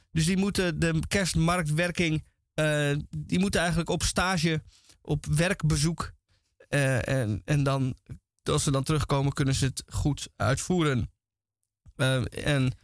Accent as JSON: {"language": "Dutch", "country": "Netherlands", "said": "als Nederlander"}